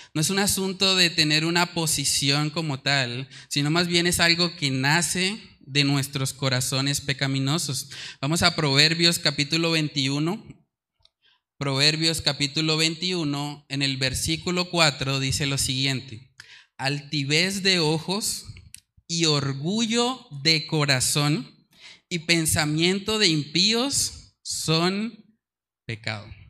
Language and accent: Spanish; Colombia; nuestra cultura colombiana